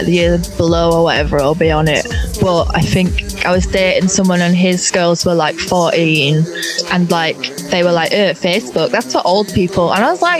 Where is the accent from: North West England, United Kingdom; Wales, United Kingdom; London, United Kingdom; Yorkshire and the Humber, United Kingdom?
Yorkshire and the Humber, United Kingdom; Bradford; moved away as an adult; also born or lived in Huddersfield / Leeds; now in Bristol, United Kingdom; I'm from Bradford, which is next to Leeds.